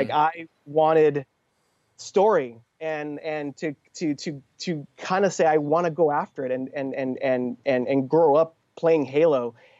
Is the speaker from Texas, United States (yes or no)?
no; Miami, Florida, United States; I'm 33 now. And, you know, I grew up as an only kid. I'm an introvert. My grandmother adopted me, and I grew up in Little Havana with my grandma.